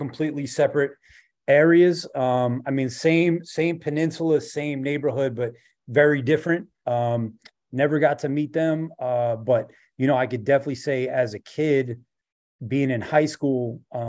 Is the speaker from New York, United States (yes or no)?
yes; New York City, New York, United States; I'm from Rockaway Beach